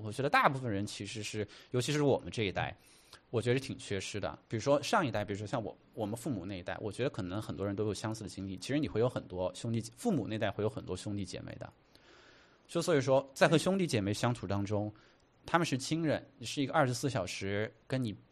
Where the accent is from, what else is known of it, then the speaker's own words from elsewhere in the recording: Chengdu, Sichuan, China; moved away as an adult; now in New York, United States; 我在成都长大，然后青山离那个很近